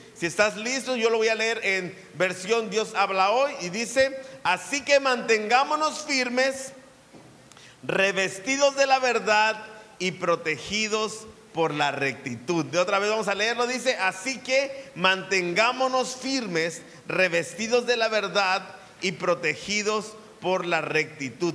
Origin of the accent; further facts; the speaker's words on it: Mexico; como buen mexicano